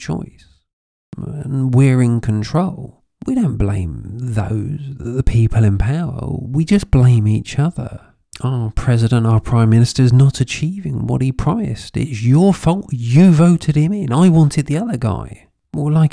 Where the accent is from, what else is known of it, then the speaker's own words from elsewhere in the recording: United Kingdom; now in Spain; I'm British by birth. I live in Spain.